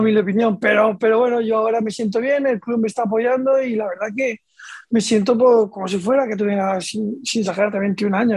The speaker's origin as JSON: {"language": "Spanish", "region": "Region of Murcia", "country": "Spain", "moved": "as an adult", "lives_now": "Tudela, Spain"}